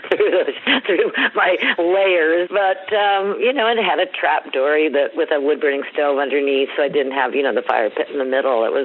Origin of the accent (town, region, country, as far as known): Northern California, United States; born or raised there